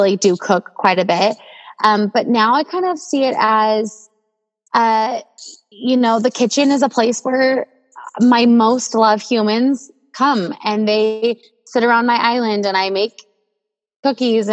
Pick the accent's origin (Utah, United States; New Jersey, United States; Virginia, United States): Utah, United States; Provo; moved away as an adult; also born or lived in Southern California; We currently live in our hometown of Provo, Utah.